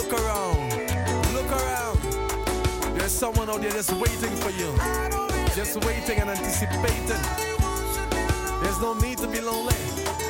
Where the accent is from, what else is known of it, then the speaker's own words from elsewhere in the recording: Seattle, Washington, United States; I'm from fucking, you know, Seattle